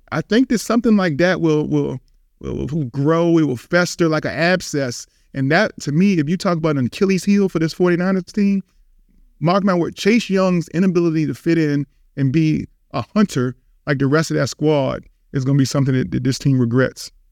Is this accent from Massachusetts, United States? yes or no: no; Richmond, Virginia, United States; growing up in Richmond, Virginia